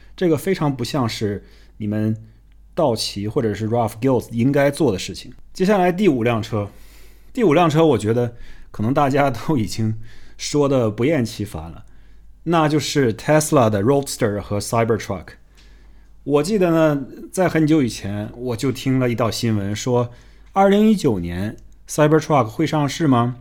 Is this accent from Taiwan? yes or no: no; China; 我们中国人